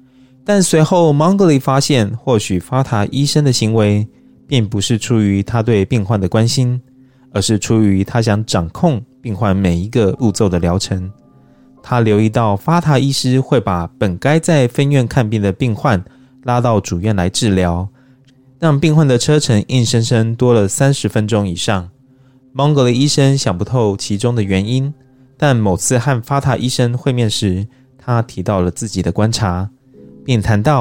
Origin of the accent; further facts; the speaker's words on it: Taiwan; 就像我们台湾人都会常会说啊，这样就是爱台湾啦